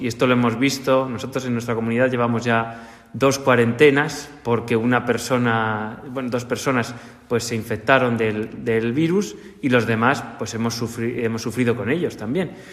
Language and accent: Spanish; Segovia, Castile and León, Spain; moved away; Yo he vivido la religiosidad popular desde bien pequeño en mi, en mi ciudad natal, en Segovia